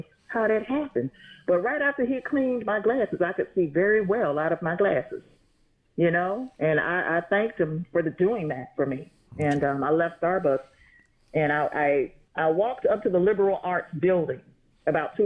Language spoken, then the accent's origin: English; Atlanta, Georgia, United States; I'm from Atlanta